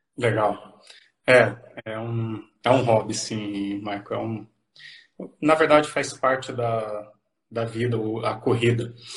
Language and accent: Portuguese; São Paulo, Brazil; moved away as an adult; also born or lived in Catanduva, São Paulo / Mogi das Cruzes, São Paulo; now in Cascavel, Brazil; sou paulista, é, minha, minha cidade natal é Catanduva, interior de São Paulo. Me criei no interior, próximo à capital também, na Grande São Paulo